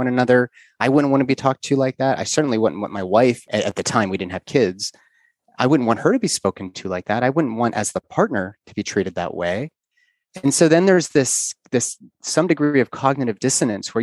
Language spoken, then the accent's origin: English; Pittsburgh, Pennsylvania, United States; moved away as an adult; also born or lived in Los Angeles, California; we're from Pittsburgh